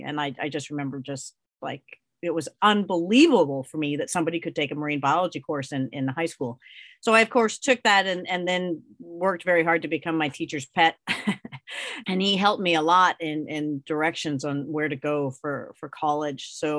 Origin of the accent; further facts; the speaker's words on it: Colorado, United States; growing up in Colorado, which is a landlocked state and has no ocean